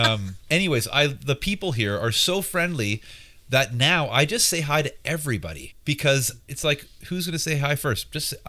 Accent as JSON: {"language": "English", "town": "Vancouver", "region": "British Columbia", "country": "Canada", "tie": "born or raised there", "also_born_or_lived": "England / Tsawwassen", "lives_now": "Squamish, Canada", "said": "I grew up in Vancouver as well, in Kits. I was born in England"}